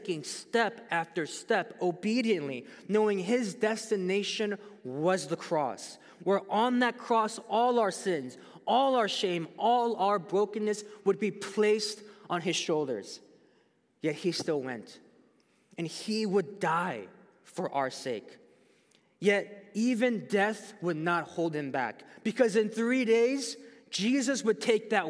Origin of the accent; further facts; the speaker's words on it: United States; us as American Christians